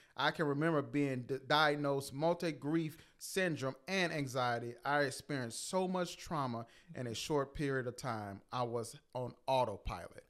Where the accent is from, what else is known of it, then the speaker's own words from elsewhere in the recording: Louisiana, United States; we're from Louisiana